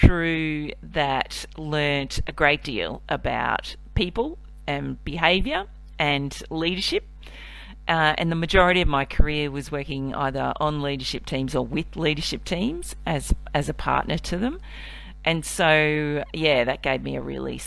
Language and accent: English; Cairns, Queensland, Australia; now in Melbourne, Australia; I was born in Melbourne, but I grew up in Cairns, which is in North Queensland